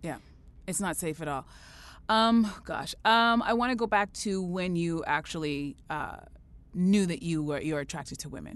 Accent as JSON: {"language": "English", "country": "Canada", "said": "I'm so proud as a Canadian"}